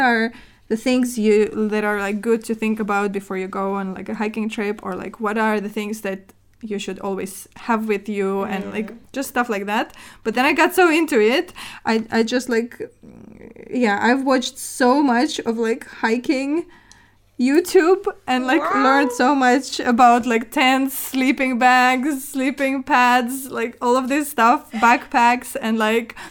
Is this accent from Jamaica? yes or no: no; Murmansk, Murmansk Oblast, Russia; moved away; I am originally from the north of Russia. It's basically like, I'm from Murmansk